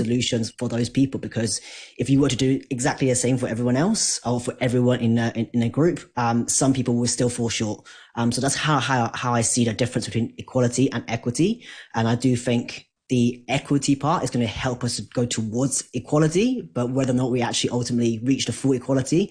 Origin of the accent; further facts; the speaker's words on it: Hong Kong; I'm Asian, I'm from Hong Kong